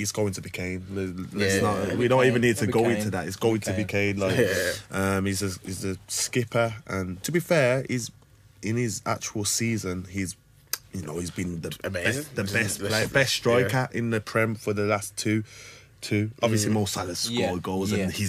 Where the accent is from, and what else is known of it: Wolverhampton, West Midlands, United Kingdom; born or raised there